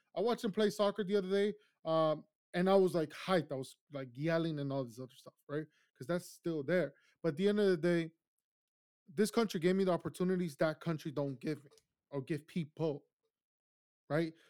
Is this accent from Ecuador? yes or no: yes; Ecuador; now in United States; I grew up in Ecuador. My childhood was there